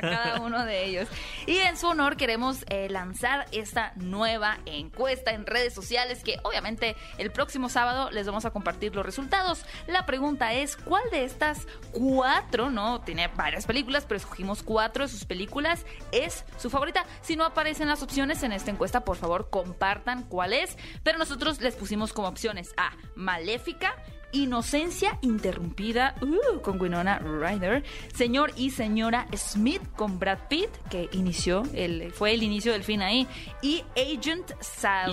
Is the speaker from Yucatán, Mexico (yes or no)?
no; Hermosillo, Sonora, Mexico; moved away